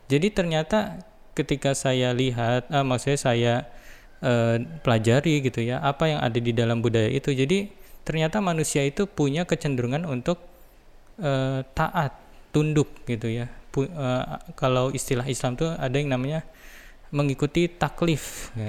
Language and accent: Indonesian; Cikarang, West Java, Indonesia; bagaimana uh, kehidupan di asal daerah saya ya di Cikarang